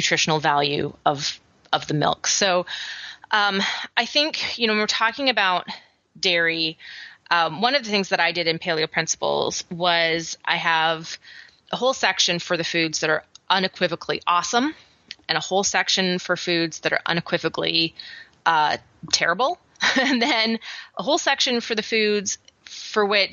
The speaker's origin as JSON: {"language": "English", "area": "Vancouver Island", "region": "British Columbia", "country": "Canada", "tie": "born or raised there", "moved": "yes", "lives_now": "Atlanta, United States", "said": "I grew up on Vancouver Island"}